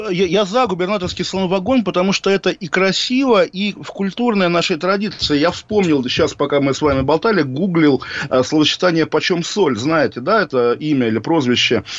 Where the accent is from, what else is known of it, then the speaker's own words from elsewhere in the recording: Kaliningrad Oblast, Russia; в моем родном городе, моей родной области